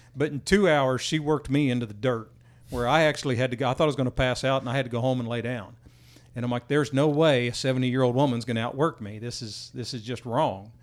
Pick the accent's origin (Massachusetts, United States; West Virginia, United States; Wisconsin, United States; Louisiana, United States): West Virginia, United States; moved away as an adult; now in Texas, United States; I grew up in West Virginia, got down here in, uh, ninety-three